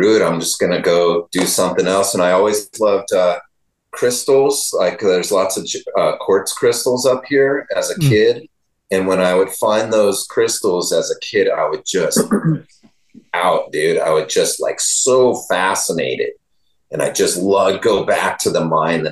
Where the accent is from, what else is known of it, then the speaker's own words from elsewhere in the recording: Northern California, United States; I was just from NorCal